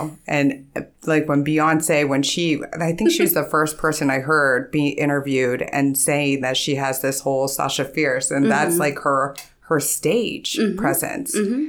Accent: Ohio, United States; also born or lived in California, United States; But I grew up here in Ohio, so.

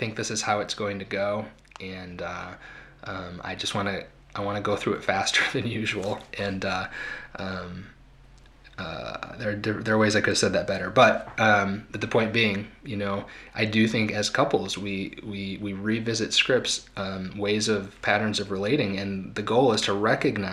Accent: Ronald Reagan's hometown, Illinois, United States; I was raised in Ronald Reagan's hometown

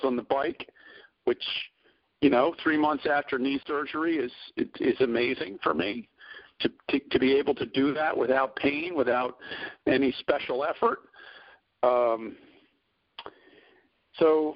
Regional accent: Philadelphia, Pennsylvania, United States; moved away; also born or lived in Boston; I grew up in Philadelphia. I lived in Boston for, about 30 years.

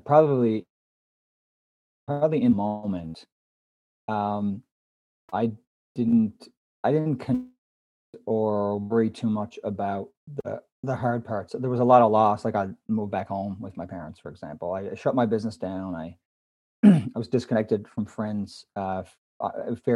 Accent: Canada; I am Canadian

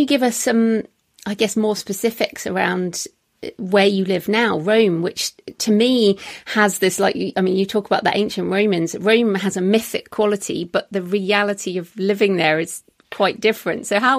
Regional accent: United Kingdom; even as a Brit

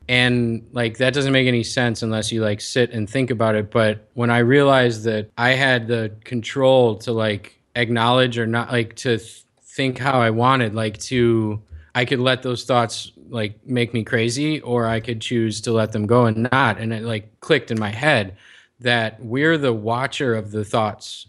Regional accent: Chicago, Illinois, United States; now in San Diego, United States; I'm from Chicago. I spent most of my life there

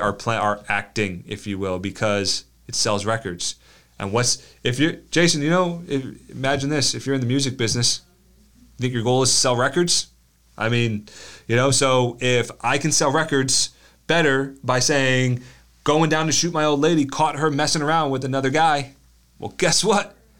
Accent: United States; we're American

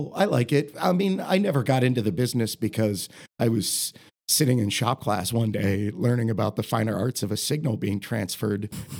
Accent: Marion, Ohio, United States; also born or lived in Columbus, Ohio; I grew up in Marion.

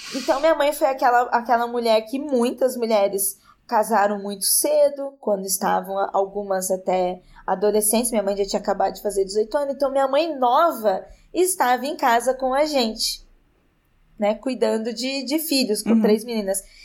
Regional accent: interior of São Paulo, Brazil; eu sou do interior de São Paulo e eu sou de uma região, uma região rural

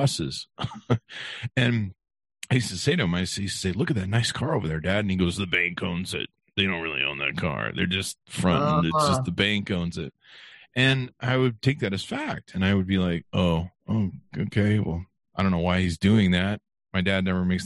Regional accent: Beverly Hills, California, United States; we grew up in Beverly Hills

